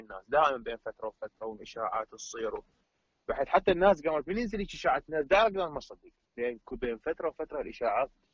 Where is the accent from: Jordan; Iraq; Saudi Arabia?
Iraq; عندنا بالعراق احنا